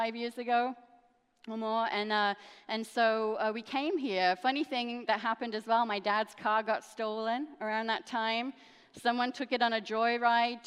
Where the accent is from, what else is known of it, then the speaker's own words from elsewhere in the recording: England, United Kingdom; now in United States; I am actually a dual national. I'm American and English